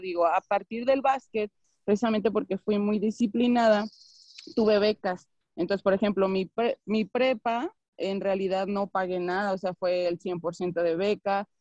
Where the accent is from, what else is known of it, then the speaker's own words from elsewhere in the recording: León, Guanajuato, Mexico; Yo tengo una academia en León, Guanajuato, que es de donde soy